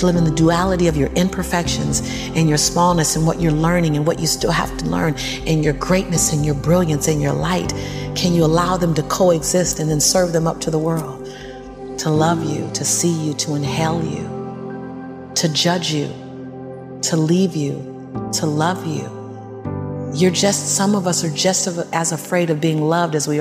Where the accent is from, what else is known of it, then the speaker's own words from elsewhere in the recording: Los Angeles, California, United States; born and raised in South Central